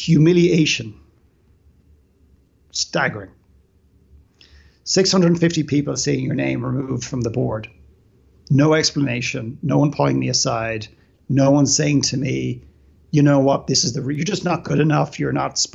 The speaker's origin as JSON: {"language": "English", "town": "Dublin", "region": "Leinster", "country": "Ireland", "tie": "born or raised there", "moved": "yes", "said": "I grew up in Dublin in Ireland"}